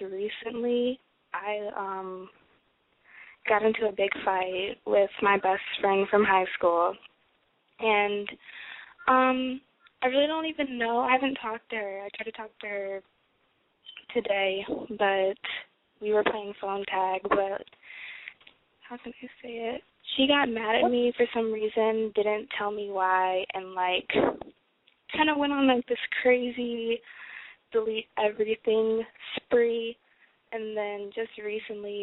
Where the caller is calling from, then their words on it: Detroit, Michigan, United States; I'm 19, and I'm calling from Detroit